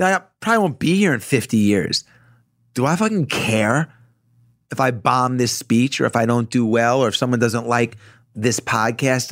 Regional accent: Roslyn, New York, United States; growing up in Roslyn, in Long Island where I grew up

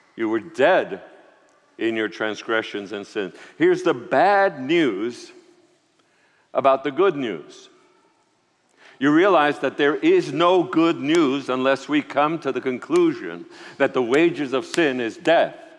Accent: New York City, New York, United States; also born or lived in Puerto Rico; I was born in Puerto Rico, grew up in New York City

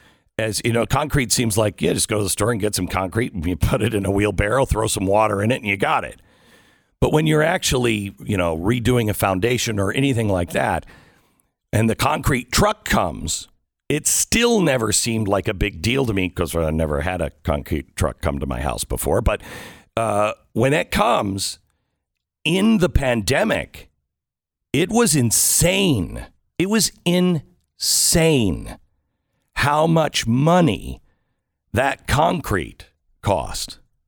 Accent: Pacific Northwest, United States; I grew up in the Pacific Northwest, so I'm used to that kind of weather and everything else.

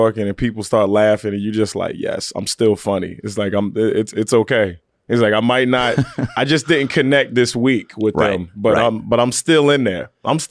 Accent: Chesapeake, Virginia, United States; I'm from Chesapeake.

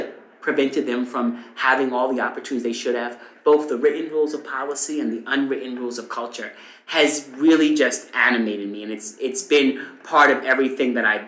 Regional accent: Eastern Long Island, New York, United States; I grew up on Eastern Long Island

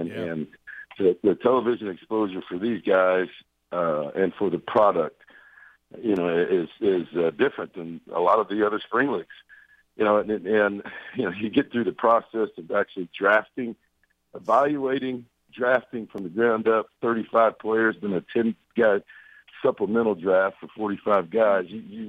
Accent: Brewton, Alabama, United States; born there; I was born in Brewton, and when I was born there, my dad was a high school football coach in Brewton

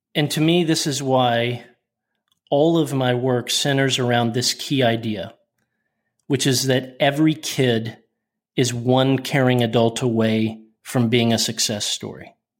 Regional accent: Oklahoma City, Oklahoma, United States; I was born in January in a hospital in Oklahoma City

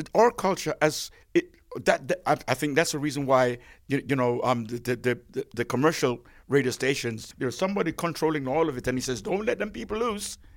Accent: Jamaica

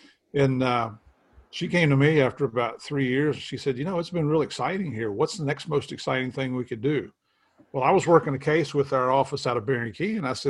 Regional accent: Tennessee, United States; moved away as an adult; also born or lived in Miami; my wife and I grew up in Tennessee and West Virginia. She's from West Virginia. So we're small town country people.

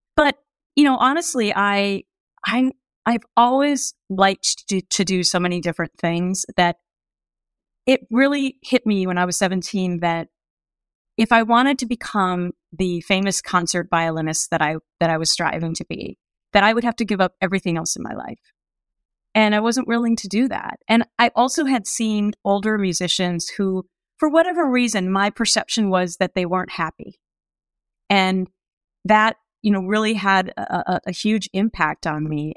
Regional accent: Anoka, Minnesota, United States; moved away; I grew up in this small town called Anoka, which, it's only fourteen miles north of Minneapolis

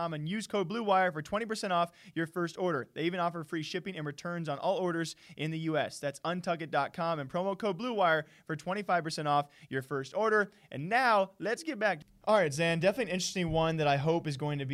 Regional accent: Iowa, United States; moved away; I'm actually originally from Iowa

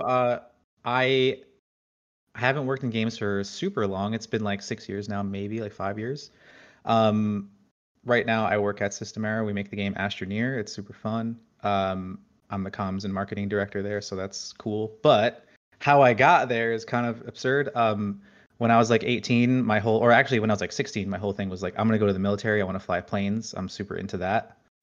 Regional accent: New Jersey, United States; I grew up in New Jersey, right outside of New York

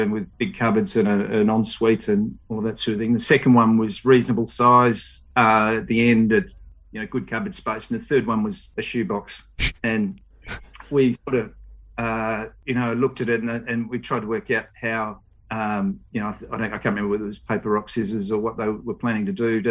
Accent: Melbourne, Victoria, Australia; moved away as an adult; now in Dubai, United Arab Emirates; I grew up in Vermont, out in the eastern suburbs

